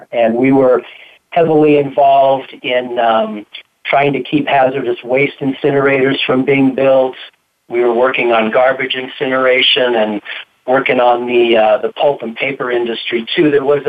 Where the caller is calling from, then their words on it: Boulder, Colorado, United States; I am in Boulder, Colorado.